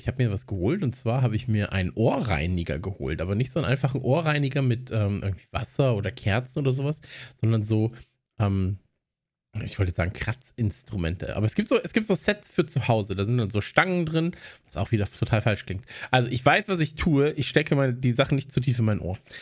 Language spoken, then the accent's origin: German; North Rhine-Westphalia, Germany; bei uns in Nordrhein-Westfalen